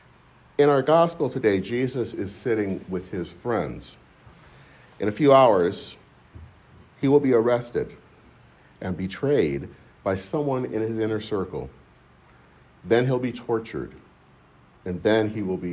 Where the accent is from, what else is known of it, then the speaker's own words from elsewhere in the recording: Michigan, United States; In my hometown in Michigan